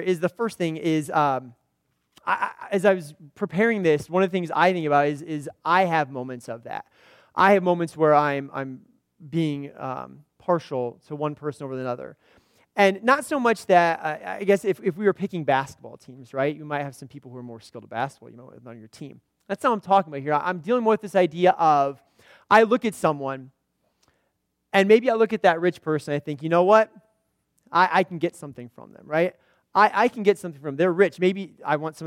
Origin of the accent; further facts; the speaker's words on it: Indiana, United States; moved away as an adult; also born or lived in central Illinois; now in Illinois, United States; I grew up in Indiana. I've lived in central Illinois here for the last 10 years